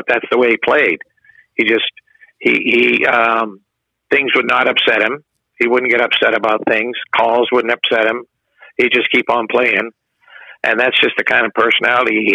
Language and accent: English; Vermont, United States; I'm from Vermont